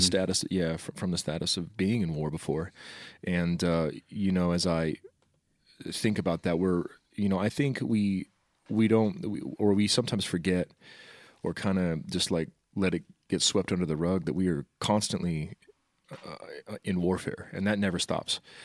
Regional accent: Wichita, Kansas, United States; I, um, lived in Wichita all my life

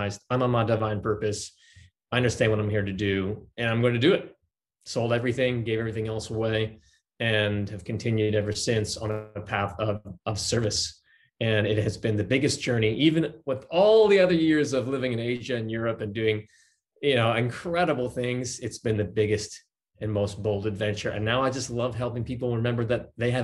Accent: New York, United States; moved away; I was born in New York

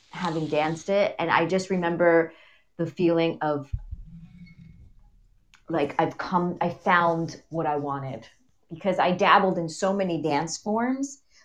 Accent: United States; I grew up in the States, which is interesting because I grew up in the States, and I grew up in a very Uruguayan culture

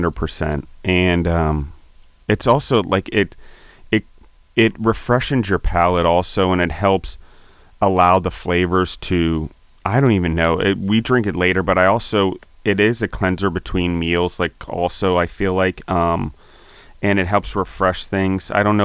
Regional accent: Naples, Campania, Italy; like in Italy, I'm from Naples, coastal community that had this type of liqueurs and spirits

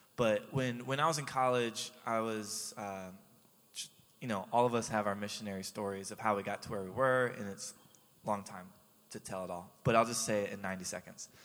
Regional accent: Jacksonville, Florida, United States; moved away as an adult; also born or lived in Haiti / Baton Rouge; I grew up in Jacksonville

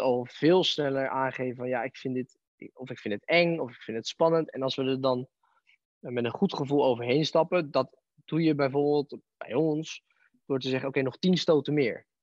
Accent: Barendrecht, South Holland, Netherlands; toen ben ik in het dorp beland ehm, waar ik vandaan kom, en bij Aikido

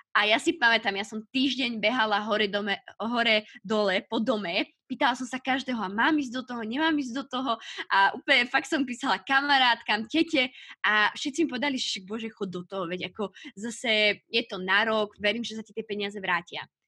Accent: Piešťany, Trnava Region, Slovakia; ja som brigádovala eh, u nás v Piešťanoch

